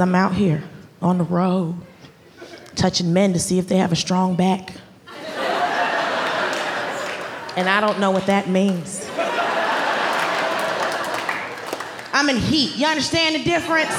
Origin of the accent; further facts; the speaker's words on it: Atlanta, Georgia, United States; moved away as an adult; also born or lived in Los Angeles / New York City; I grew up in Atlanta